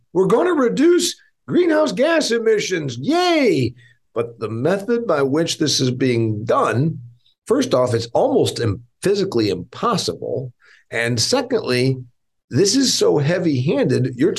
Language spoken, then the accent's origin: English; Indiana, United States; a country that is one-third the size of my home state of Indiana